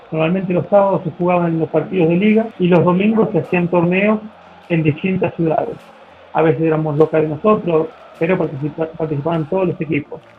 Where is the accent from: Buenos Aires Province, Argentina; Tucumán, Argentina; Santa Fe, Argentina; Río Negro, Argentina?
Santa Fe, Argentina; Tacural; now in Bolivia; tenemos las dos estaciones, soy de Argentina el verano es muy caliente, el invierno es muy frío.